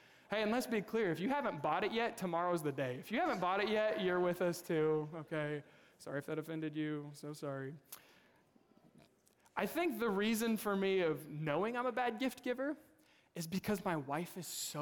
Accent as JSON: {"language": "English", "region": "Kansas", "country": "United States", "moved": "yes", "said": "I'm originally from Kansas. We lived in Kansas City."}